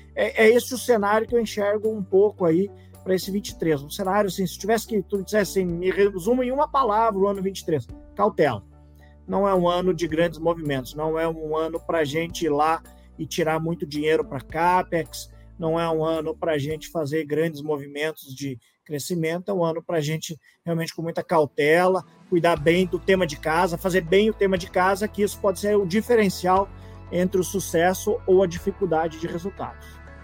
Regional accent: Passo Fundo, Rio Grande do Sul, Brazil; moved away; also born or lived in Santa Catarina; formado em 1993 pela grandiosa Universidade de Passo Fundo, minha cidade natal, maravilhosa cidade de Passo Fundo

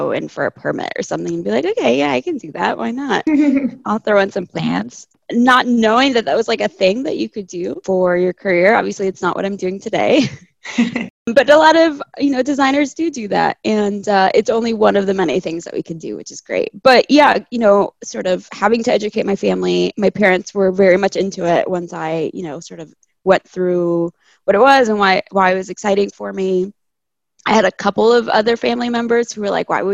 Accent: California, United States; also born or lived in Chile; I was born in Chile, but I grew up in California

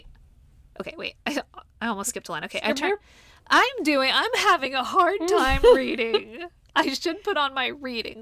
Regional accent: Whidbey Island, Washington, United States; moved away; since I'm originally from Washington, I thought I would have a little look-see at the sightings that have been reported there. And, excitedly, I found some sightings from my hometown on Whidbey Island

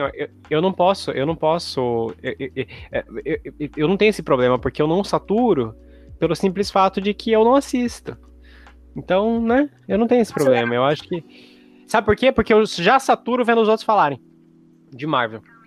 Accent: Brazil; É português, brasileiro, porque nós somos brasileiros

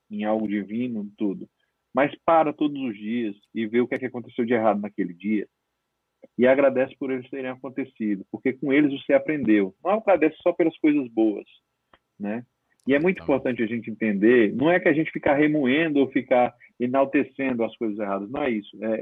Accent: Northeast Region, Brazil; como eu estava trabalhando muito é, no Nordeste, eu como nordestino que sou, e aí volta a ficar mais próximo da família

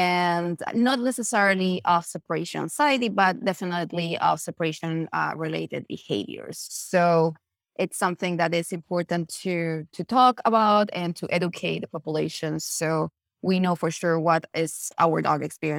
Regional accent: Chile; I'm originally from Chile

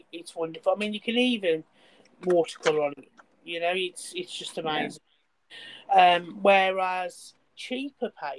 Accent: England, United Kingdom; being English

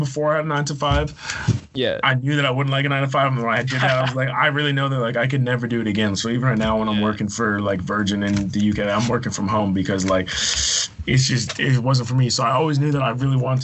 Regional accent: Victoria, British Columbia, Canada; moved away as an adult; also born or lived in Edmonton / Calgary; I was born in Edmonton, grew up in Victoria, so Vancouver Island, went to university in Calgary

